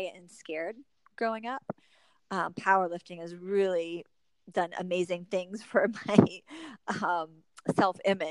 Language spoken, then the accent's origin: English; Michigan, United States; moved away as an adult; now in North Carolina, United States; growing up in Michigan, teachers made very good money